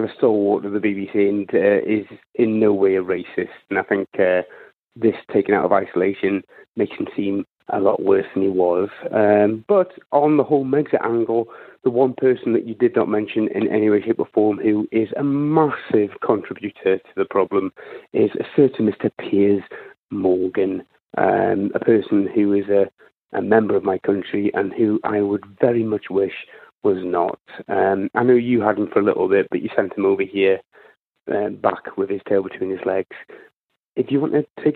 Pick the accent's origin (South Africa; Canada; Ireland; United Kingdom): United Kingdom; I'm from the United Kingdom